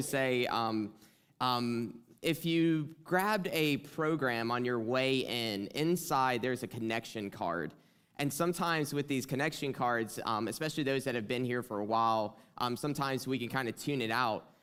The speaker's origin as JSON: {"language": "English", "region": "South Carolina", "country": "United States", "accent": "twang", "moved": "yes", "lives_now": "Michigan, United States", "said": "from South Carolina. I feel like I always have to, like, say that at the beginning, like, if you hear a twang or something, it's because"}